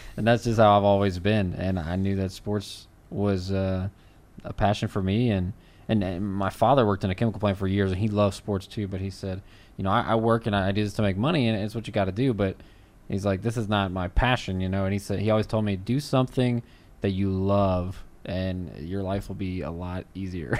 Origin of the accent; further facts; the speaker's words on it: Louisiana, United States; now in Texas, United States; I'm originally from Louisiana